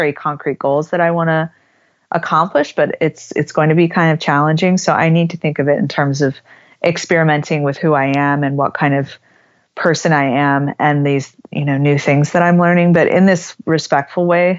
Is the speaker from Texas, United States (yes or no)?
yes; Texas, United States; moved away